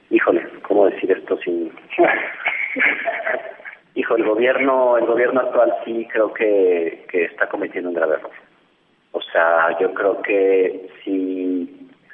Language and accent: Spanish; Mexico; siendo un director mexicano en los Estados Unidos